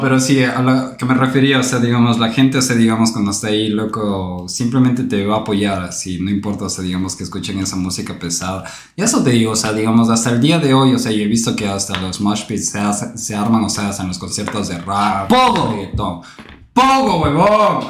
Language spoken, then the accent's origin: Spanish; Quito, Pichincha, Ecuador; nosotros éramos ya tres jóvenes, o sea, quiteños.